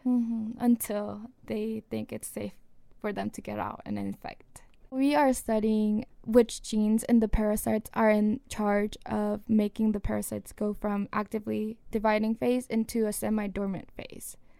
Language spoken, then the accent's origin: English; South Korea; moved away; I grew up in Korea, South Korea